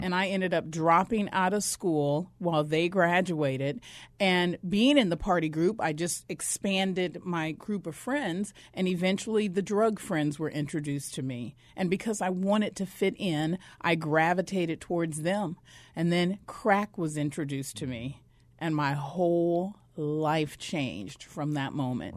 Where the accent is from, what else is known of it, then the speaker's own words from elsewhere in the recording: Flagstaff, Arizona, United States; also born or lived in Mississippi; I'm from Mississippi, but I was raised in northern Arizona up in Flagstaff